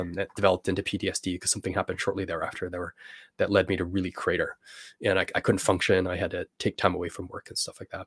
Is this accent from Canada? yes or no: yes; Canada; I'm from Canada